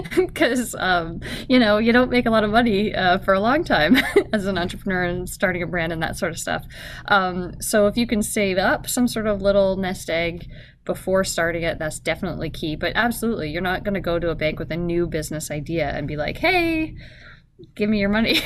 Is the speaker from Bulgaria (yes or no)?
no; Canada; now in Anchorage, United States; I grew up in Canada